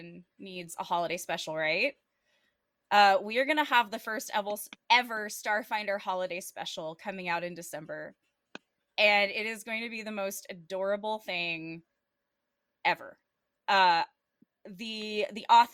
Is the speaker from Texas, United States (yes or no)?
yes; Texas, United States; Texas, which is my home state